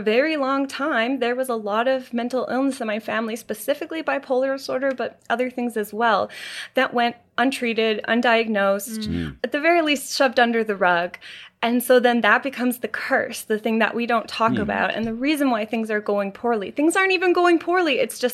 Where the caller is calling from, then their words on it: Vancouver, British Columbia, Canada; Yes, Vancouver, British Columbia.